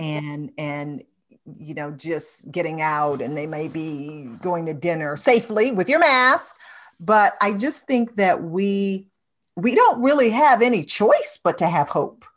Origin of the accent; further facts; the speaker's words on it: Detroit, Michigan, United States; my hometown, Detroit